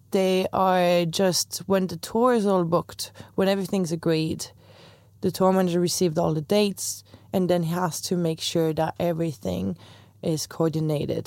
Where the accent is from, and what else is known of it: France; English is a second language; moved away as an adult; also born or lived in Chicago; now in Dublin, Ireland